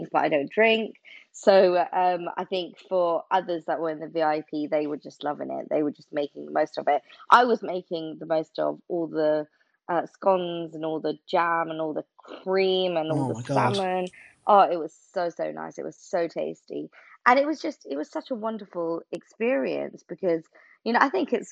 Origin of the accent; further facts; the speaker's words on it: England, United Kingdom; I'm a British Bangladeshi.